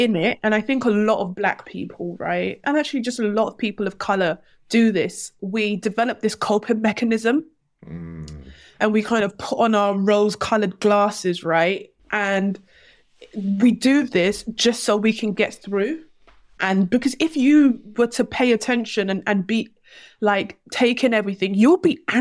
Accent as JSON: {"language": "English", "region": "London", "country": "United Kingdom", "tie": "born or raised there", "said": "I grew up in Hackney before Hackney became cool."}